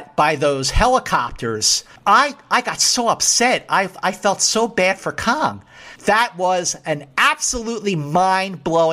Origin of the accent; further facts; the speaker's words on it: Philadelphia, Pennsylvania, United States; I grew up in Philadelphia, Northeast Philadelphia